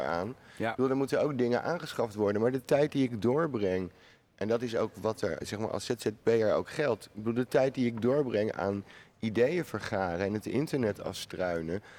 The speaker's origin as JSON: {"language": "Dutch", "town": "The Hague", "region": "South Holland", "country": "Netherlands", "said": "ik woon niet in Amsterdam, natuurlijk. Ik kom uit Den Haag"}